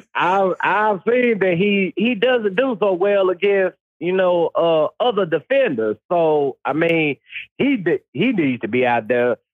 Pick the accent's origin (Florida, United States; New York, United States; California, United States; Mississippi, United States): Mississippi, United States; I grew up in Mississippi